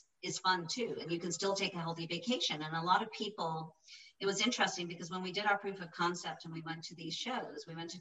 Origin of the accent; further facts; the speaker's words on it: Ireland; moved away as an adult; now in United States; I'm from Ireland, raised over there